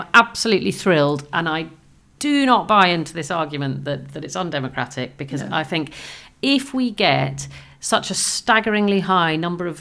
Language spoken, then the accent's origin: English; Scotland, United Kingdom; moved away as an adult; also born or lived in Oxfordshire / South West England; now in England, United Kingdom; I was born in Oxfordshire, but when I was 4, I moved to Scotland, and I grew up in Scotland and didn't leave Scotland till I was an adult and came back to England.